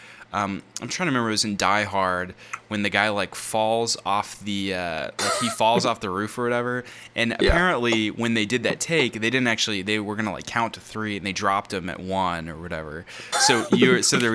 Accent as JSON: {"language": "English", "town": "Longview", "region": "Texas", "country": "United States", "tie": "born or raised there", "said": "we grew up in Longview, Texas, where I'm currently living."}